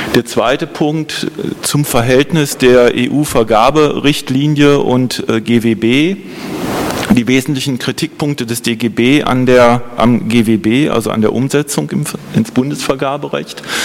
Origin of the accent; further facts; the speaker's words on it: Holzminden, Lower Saxony, Germany; mein Geburtsort Holzminden in Südniedersachsen